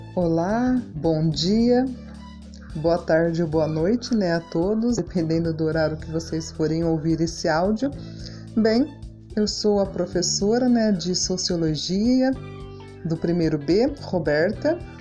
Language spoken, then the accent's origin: Portuguese; Brazil; como nós, brasileiros